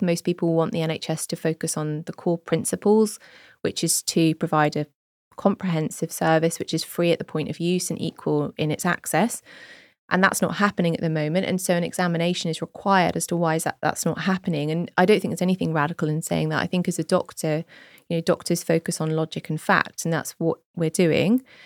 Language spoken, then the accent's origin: English; Jersey; moved away as an adult; now in United Kingdom; I grew up in Jersey and we don't have party politics there.